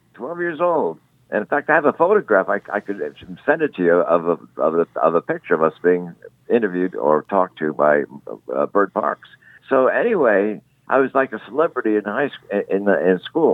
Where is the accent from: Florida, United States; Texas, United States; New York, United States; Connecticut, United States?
Connecticut, United States; New Canaan; I was born in a small town in Connecticut